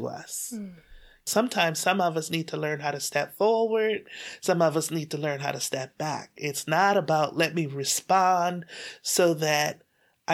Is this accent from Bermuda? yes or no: yes; Bermuda; I was born and raised in Bermuda